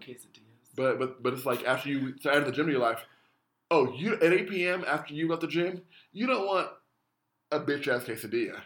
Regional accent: Denver, Colorado, United States; I grew up in Denver, Colorado

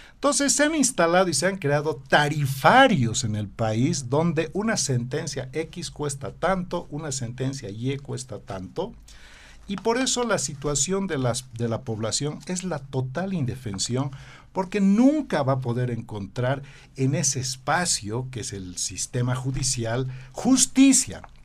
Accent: Bolivia

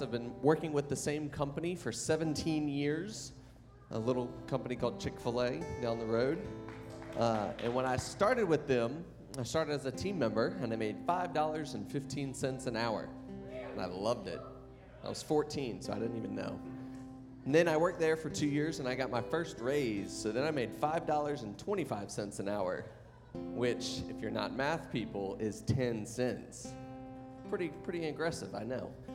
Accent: the South, United States; we're from the South

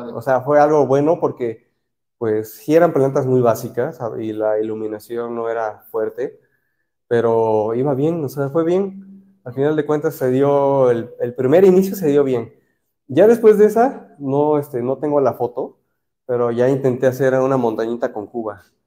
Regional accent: Orizaba, Veracruz, Mexico; soy de Orizaba, Veracruz

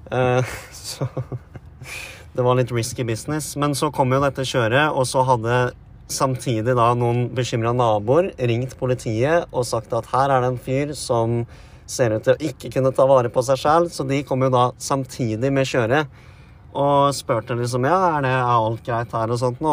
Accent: Vestfold, Norway; vi er to gutar fra Vestfold

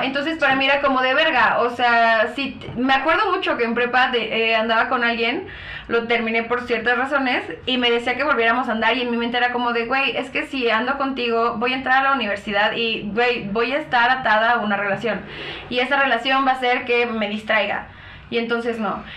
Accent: Chalco, State of Mexico, Mexico; sí soy de Chalco

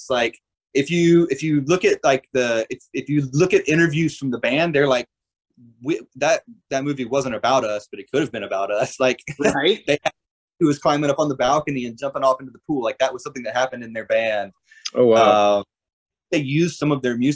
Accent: Georgia, United States; I grew up in South Georgia.

